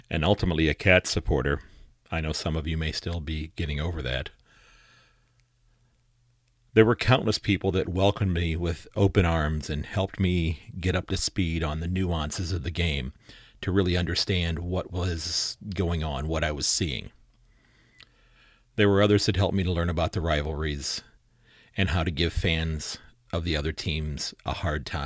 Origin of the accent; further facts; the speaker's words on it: Sandusky, Ohio, United States; from Sandusky, Ohio